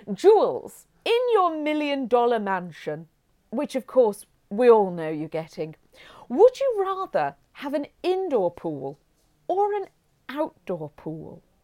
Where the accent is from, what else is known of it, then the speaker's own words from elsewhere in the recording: Hinckley, East Midlands, United Kingdom; I grew up in Hinkley. That's where I was taken home to, from the hospital back to Hinkley.